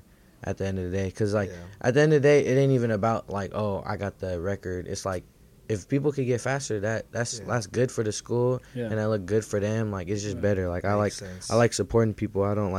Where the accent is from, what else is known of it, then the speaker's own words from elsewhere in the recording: Daly City, California, United States; I'm not from there, so I'm really from Daly City and San Francisco.